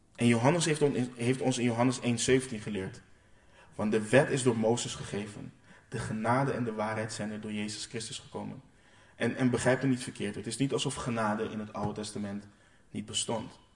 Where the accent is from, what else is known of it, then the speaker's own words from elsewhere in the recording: Curaçao; ik kom uit Curaçao